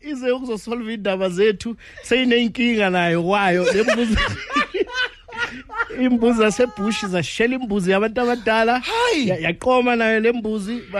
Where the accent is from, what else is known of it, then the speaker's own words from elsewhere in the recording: Bushbuckridge, Mpumalanga, South Africa; also born or lived in Witbank / Ermelo; now in Hammanskraal, South Africa; ngokuzalwa ngizalelwe eh, emkhuhle Bushbuck Ridge and then ngahlala nyane eWitbank ngahlala nyane eMelo manje ngiseHammanskraal kami.